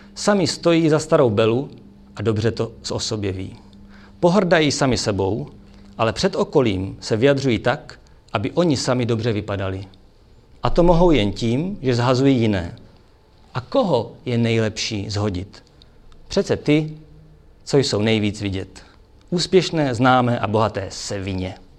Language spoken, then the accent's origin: Czech; Brno, South Moravian Region, Czechia; já jsem z Brna